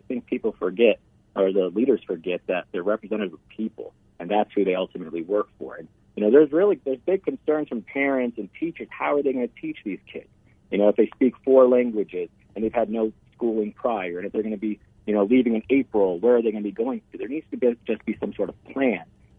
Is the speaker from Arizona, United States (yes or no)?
yes; Scottsdale, Arizona, United States; I'm from Scottsdale.